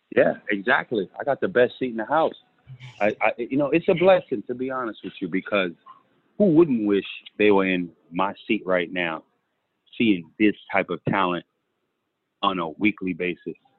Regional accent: New York City, New York, United States; moved away as an adult; also born or lived in Kansas City, Missouri / Alabama; I'm from New York City

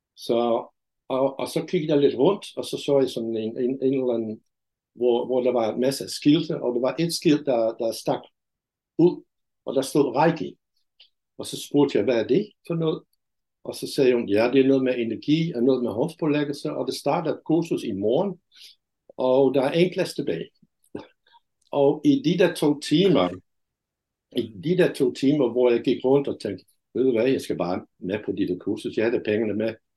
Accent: Netherlands; Danish is a second language; moved away as an adult; also born or lived in India / Denmark; now in Brædstrup, Denmark; jeg er fra Holland

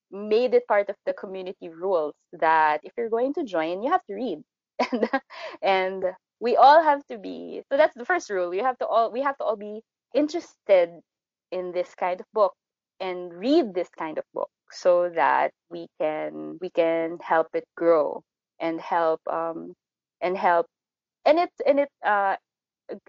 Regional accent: Philippines; we're Filipino authors

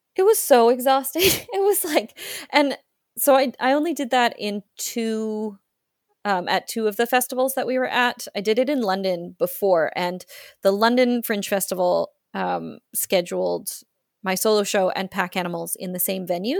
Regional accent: Australia; accent: Australian; my Australian accent

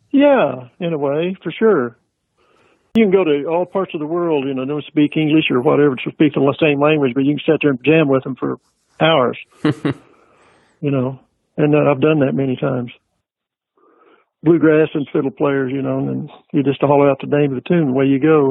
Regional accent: near Caldwell, Kansas-Oklahoma line, United States; also born or lived in Guthrie, Oklahoma; we lived on a farm in Oklahoma, but our address was Kansas.

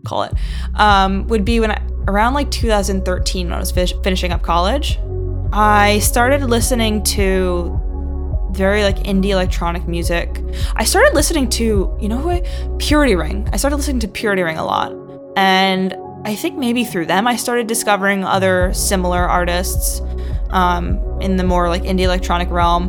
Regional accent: New Jersey, United States; also born or lived in England; now in New York, United States; I am from New Jersey initially, but I moved to New York in 2010 and I've been there since

